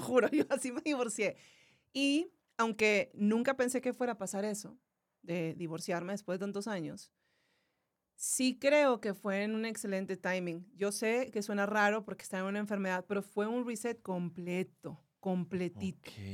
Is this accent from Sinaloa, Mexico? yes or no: no; Monterrey, Nuevo León, Mexico; yo soy de Monterrey